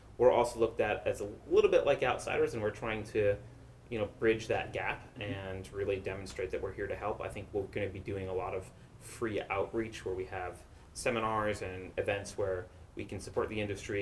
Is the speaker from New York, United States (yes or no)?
yes; New York, United States; moved away as an adult; now in San Francisco Bay Area, United States; I'm originally from New York